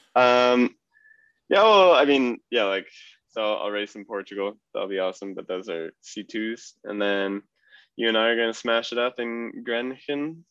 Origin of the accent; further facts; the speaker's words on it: United States; I'm American